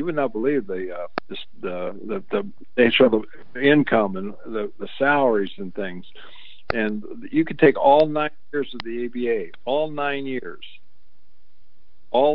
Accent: Midwest, United States; I'm from the Midwest

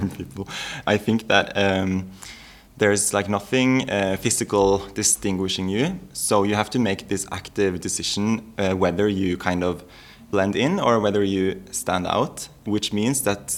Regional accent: Stavanger, Rogaland, Norway; moved away; also born or lived in Oslo; I am from Stavanger in Norway.

